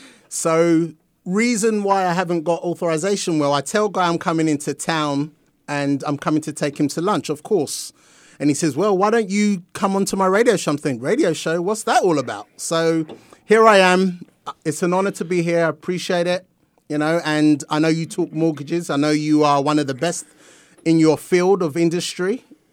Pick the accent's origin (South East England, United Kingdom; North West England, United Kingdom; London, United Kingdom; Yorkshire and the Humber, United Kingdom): London, United Kingdom; moved away; Yes, born and raised in London, England.